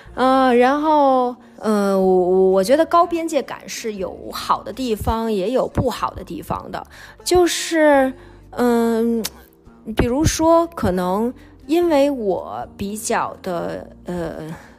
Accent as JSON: {"language": "Chinese", "region": "Beijing", "country": "China", "also_born_or_lived": "Shanghai", "said": "我上大学毕业回来以后，回了北京，我开始工作，我就开始出去租房子，我就从家里面搬出去了"}